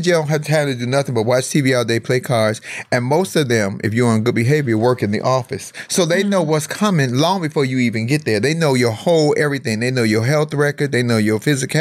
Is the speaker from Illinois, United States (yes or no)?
yes; Chicago, Illinois, United States; my hometown of Chicago